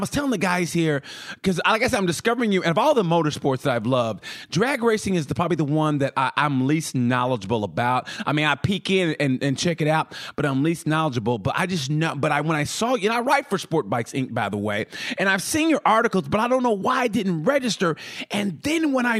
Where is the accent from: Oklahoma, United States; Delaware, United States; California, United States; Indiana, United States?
Oklahoma, United States; moved away; also born or lived in Texas; I'm from Oklahoma originally